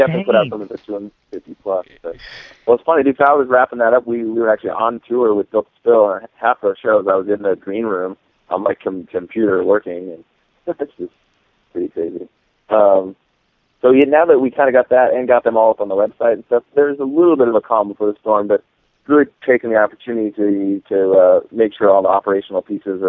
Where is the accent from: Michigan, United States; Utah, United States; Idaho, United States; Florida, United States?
Idaho, United States; Boise; I grew up in West Boise.